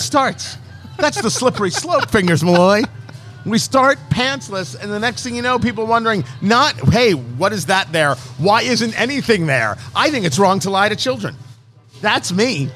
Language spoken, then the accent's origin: English; New Jersey, United States; moved away; I grew up in Jersey, but I didn't live there when Superstorm Sandy hit